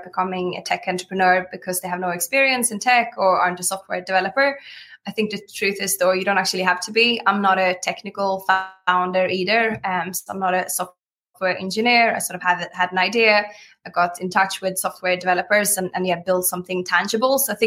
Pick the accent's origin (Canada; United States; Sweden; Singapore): Sweden; now in United Kingdom; I'm from Sweden, but I've been here for 13 years